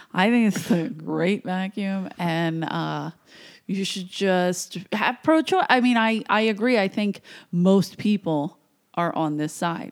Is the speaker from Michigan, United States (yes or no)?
no; Philadelphia, Pennsylvania, United States; moved away as an adult; I came from Philly, South Philly